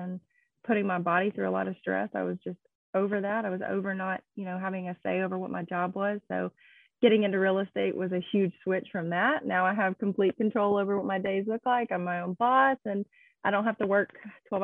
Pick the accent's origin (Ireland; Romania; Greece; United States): United States; Nashville, Tennessee; I'm born and raised in the heart of Nashville